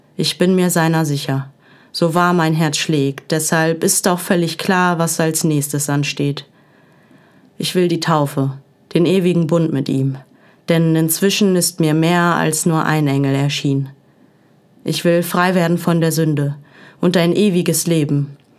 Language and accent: German; Essen, North Rhine-Westphalia, Germany; also born or lived in Dortmund; Zwischen Falkenzentrum und Weigelhaus. An diesen Orten wuchs ich auf. Zwischen Fußballplatz und Gesangsverein. Werde im Herzen für immer eine Essenerin sein.